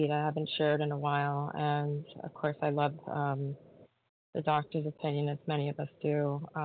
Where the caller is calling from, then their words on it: New York, United States; in New York.